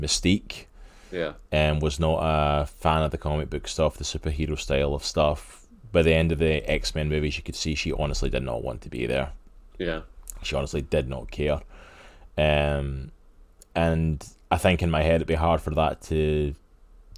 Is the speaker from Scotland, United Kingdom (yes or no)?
yes; Scotland, United Kingdom; I'm Scottish